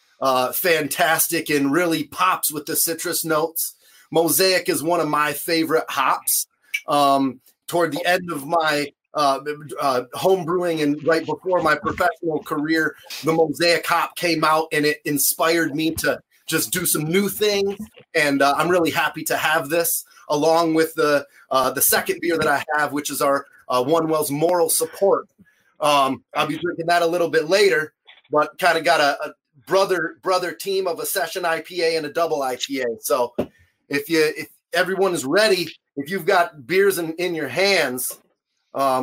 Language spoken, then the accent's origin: English; Big Rapids, Michigan, United States; moved away as an adult; also born or lived in Los Angeles, California / San Diego, California / Kalamazoo, Michigan; I'm originally from Big Rapids, Michigan, where my folks still live